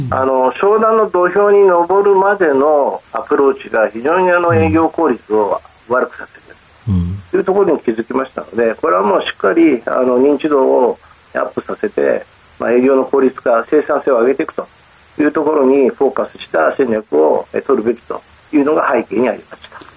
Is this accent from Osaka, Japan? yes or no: no; Tokyo, Japan; えー、東京都になります。